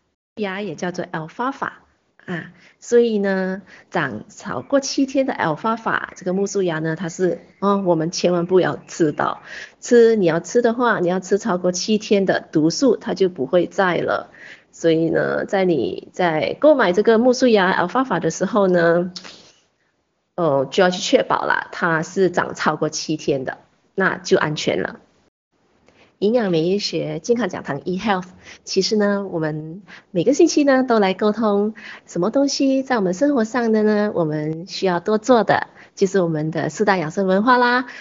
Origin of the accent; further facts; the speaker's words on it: China; 八角是一个非常普遍的一个香料，我们中国人、我们华人很喜欢用来烹调我们的佳肴的时候都放了八角